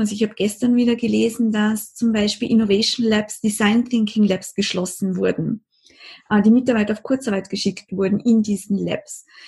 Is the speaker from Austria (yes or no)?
yes; Austria; bei uns in Österreich